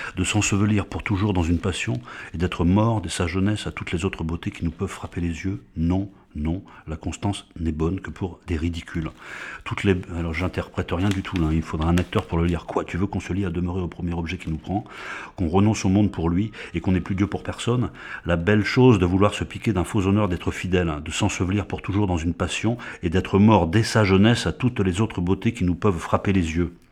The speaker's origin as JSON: {"language": "French", "country": "France", "said": "en tant que Français, qui parle français, qui a été à l'école publique française"}